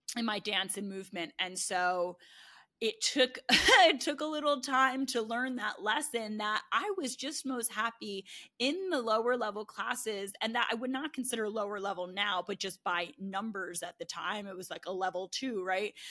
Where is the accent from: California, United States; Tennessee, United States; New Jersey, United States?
New Jersey, United States; moved away as an adult; also born or lived in Baltimore; now in Austin, United States; I'm from New Jersey